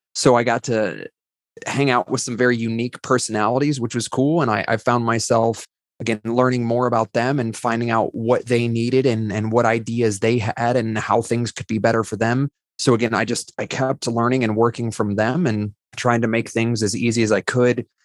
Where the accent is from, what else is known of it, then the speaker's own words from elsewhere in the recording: Ohio, United States; I was a high school English teacher before working at Rackspace in Ohio